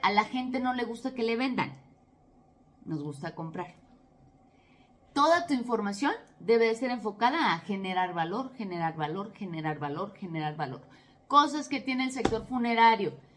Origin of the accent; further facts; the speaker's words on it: Mexico; soy de México